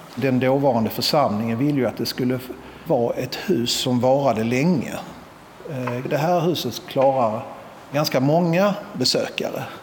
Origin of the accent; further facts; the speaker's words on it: Malmö, Skåne, Sweden; moved away as an adult; jag är ju född i Malmö och uppvuxen här